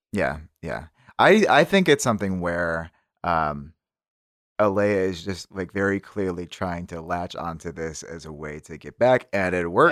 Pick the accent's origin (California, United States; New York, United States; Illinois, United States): New York, United States; Syracuse; my hometown is Syracuse